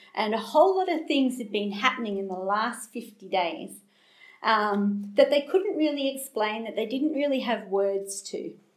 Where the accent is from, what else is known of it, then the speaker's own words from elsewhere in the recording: Australia; accent: Australian; I'm Australian, if you haven't picked that up from my accent